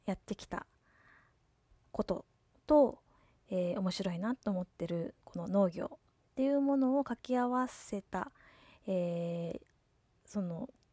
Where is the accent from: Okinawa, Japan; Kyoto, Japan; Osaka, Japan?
Okinawa, Japan; Yomitan; ちなみに私はあのー、もともとここ読谷村の出身です